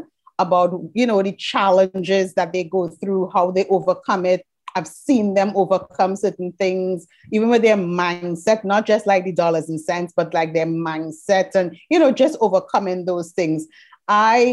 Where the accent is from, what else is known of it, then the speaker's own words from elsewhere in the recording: Trinidad & Tobago; I'm from Trinidad and Tobago, which we are in the Caribbean.